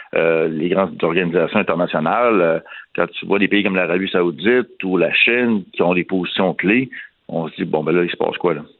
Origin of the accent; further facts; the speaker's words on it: Canada; ici, chez nous, au Canada